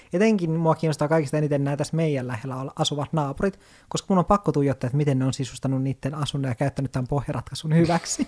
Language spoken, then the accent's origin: Finnish; Lapland, Finland; moved away; olen Lapista kotoisin